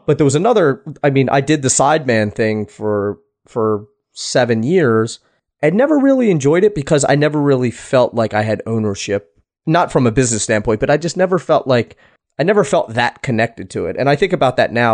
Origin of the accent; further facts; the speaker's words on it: East Coast, United States; moved away; i am originally from the East Coast